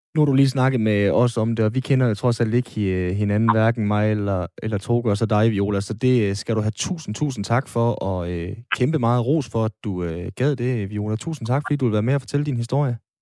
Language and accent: Danish; Aalborg, North Denmark Region, Denmark; nu er jeg jo fra Aalborg